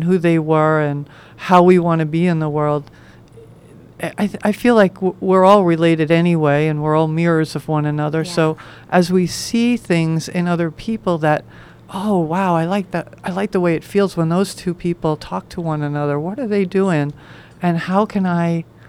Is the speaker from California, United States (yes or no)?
no; New York, United States; where I grew up in New York